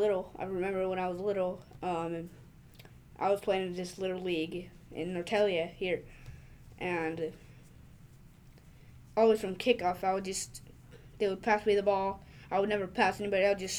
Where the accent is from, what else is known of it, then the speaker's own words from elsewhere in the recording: Finland; I'm actually from Finland